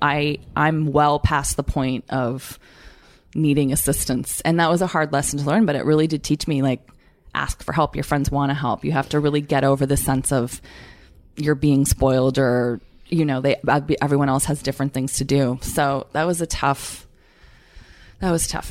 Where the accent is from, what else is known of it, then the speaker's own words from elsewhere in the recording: Canada; moved away; I'm Canadian